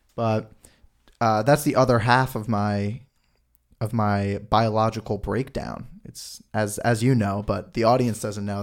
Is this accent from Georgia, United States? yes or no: no; New York, United States; I'm even from New York